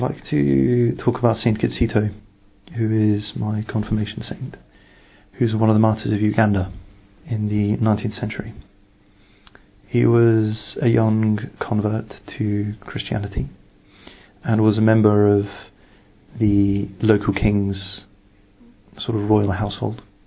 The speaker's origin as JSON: {"language": "English", "region": "England", "country": "United Kingdom", "said": "I am from the United Kingdom"}